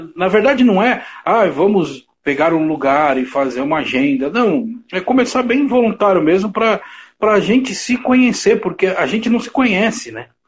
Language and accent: Portuguese; São Paulo, Brazil; Eu sou, da sou da Zona Leste